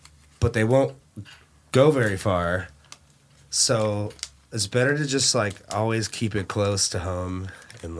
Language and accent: English; Dallas, Texas, United States; I'm an actual inner city kid, unlike many of the people that say they're from Dallas that aren't from Dallas